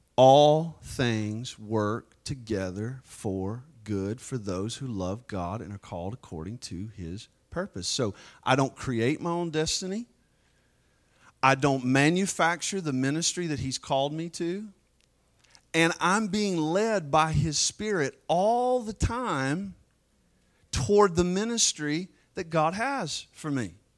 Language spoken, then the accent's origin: English; United States